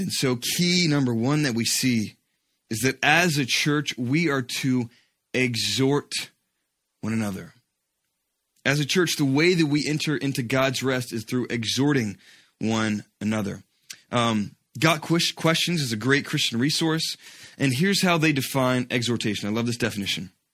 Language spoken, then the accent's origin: English; Georgia, United States; When I was a kid, uh, growing up in Georgia